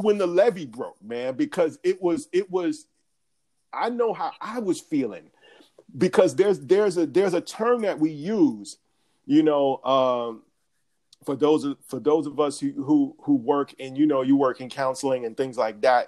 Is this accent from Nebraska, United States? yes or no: no; Atlanta, Georgia, United States; I'm from Atlanta.